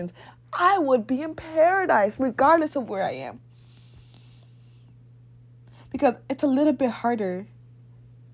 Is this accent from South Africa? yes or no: no; Nigeria; moved away; I went to boarding school and high school in Nigeria